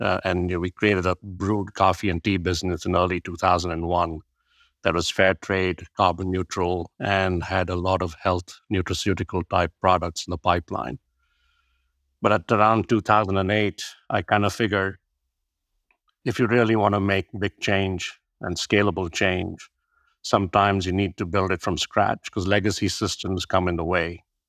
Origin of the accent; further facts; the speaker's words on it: India; my background is born and brought up in India, and my dad was a fighter pilot. So I went to 13 different schools in 6 different states, spoke 4 or 5 different languages.